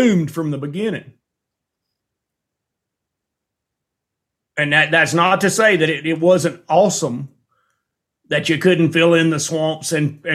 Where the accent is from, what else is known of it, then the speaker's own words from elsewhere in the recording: Alabama, United States; moved away as an adult; now in Montana, United States; I grew up in Alabama with the TVA